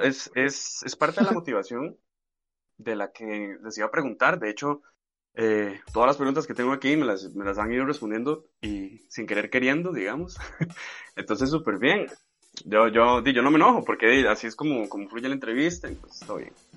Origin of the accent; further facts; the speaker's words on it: Costa Rica; uno como Tico